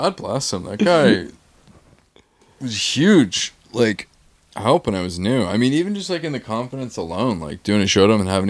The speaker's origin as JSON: {"language": "English", "area": "Cousins Island", "region": "Maine", "country": "United States", "tie": "born or raised there", "said": "I'm a comic from Maine"}